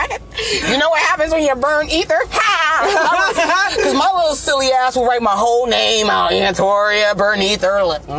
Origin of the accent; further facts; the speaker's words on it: New England, United States; I'm from New England